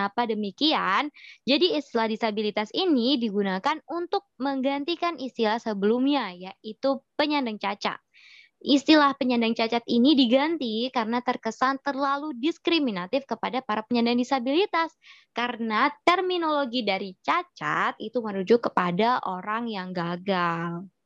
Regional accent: Sidoarjo, East Java, Indonesia; Kalau aku dari Sidoarjo.

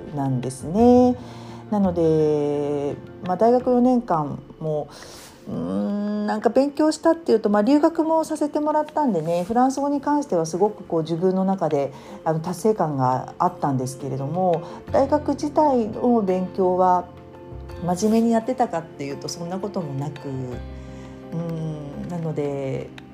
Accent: Japan; 日本で生まれ育った私

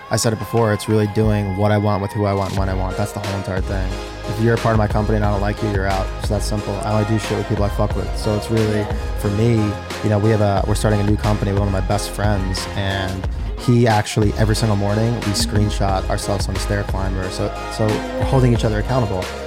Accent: Long Island, New York, United States; I grew up in Long Island in New York.

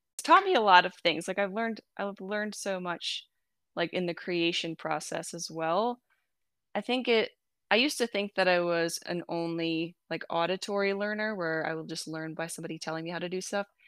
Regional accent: New Jersey, United States; also born or lived in Michigan; now in Kansas, United States; I was born in New Jersey

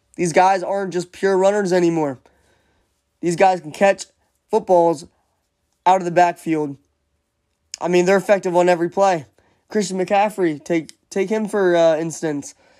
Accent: Philadelphia, Pennsylvania, United States; being from the Philadelphia area

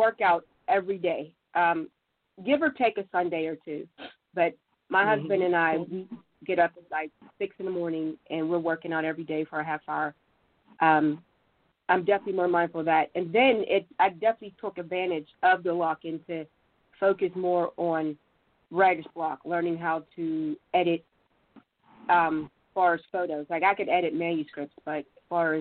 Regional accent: Pittsburgh, Pennsylvania, United States; also born or lived in Monroeville; I'm from Pittsburgh, born and raised from Pittsburgh

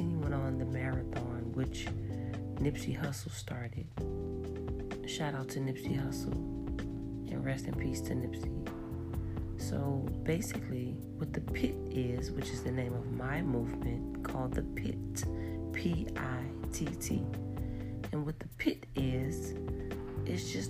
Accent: New Orleans, Louisiana, United States; moved away as an adult; now in Houston, United States; I'm originally from New Orleans, and I'm new here to Houston.

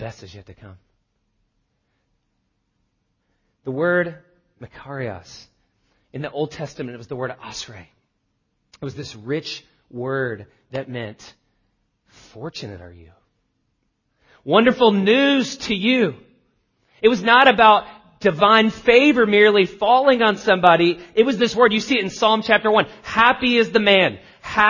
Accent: the South, United States; I grew up in the South.

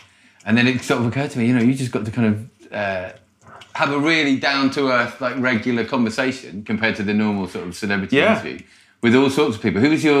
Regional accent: Croydon, London, United Kingdom; I'm from Croydon, Jimmy.

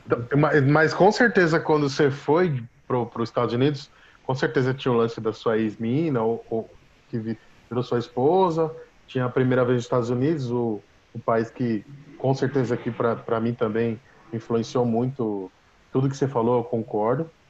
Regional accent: Brazil; sou do Brasil

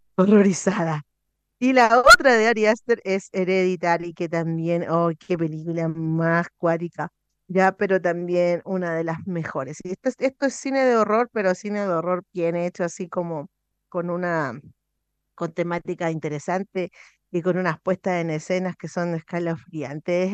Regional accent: Chile

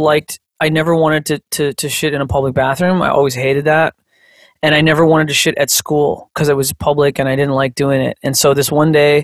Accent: Canada; we're Canadian colonies

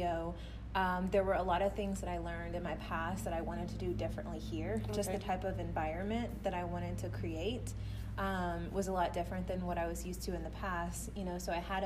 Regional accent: Fort Worth, Texas, United States; I'm from Fort Worth

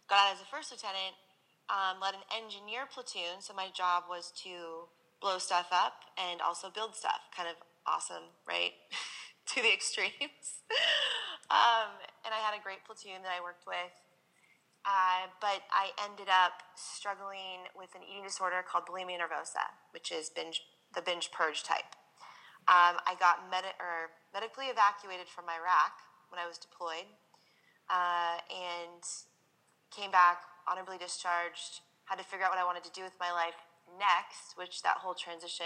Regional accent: Seattle, Washington, United States; now in San Diego, United States; I grew up in Seattle, Washington

